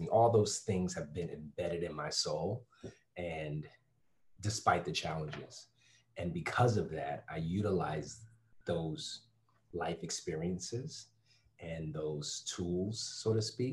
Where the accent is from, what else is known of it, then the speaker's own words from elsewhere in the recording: Bridgeport, Connecticut, United States; moved away; also born or lived in Stamford, Connecticut / Florida; And my folks eventually moved to Bridgeport. And I grew up in Bridgeport